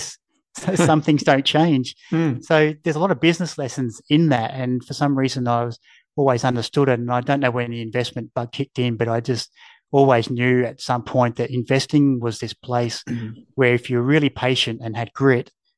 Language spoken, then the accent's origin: English; Mount Gambier, South Australia, Australia; moved away as an adult; also born or lived in Adelaide; I grew up in Mount Gambier, which had 25,000 people.